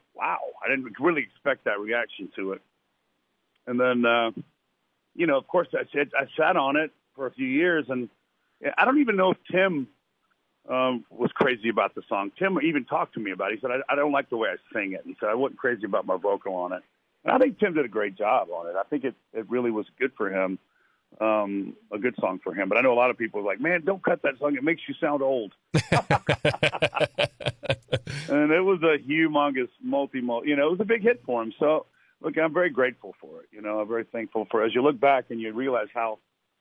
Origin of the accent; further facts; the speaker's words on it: Lynchburg, Virginia, United States; moved away; the James River goes right through my hometown, Lynchburg